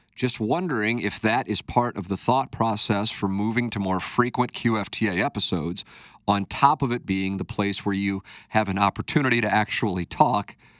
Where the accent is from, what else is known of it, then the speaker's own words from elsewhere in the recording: St. Louis, Missouri, United States; my hometown